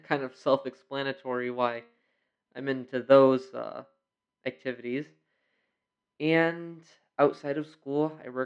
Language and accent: English; Rochester, New York, United States; I was born and raised in Rochester, New York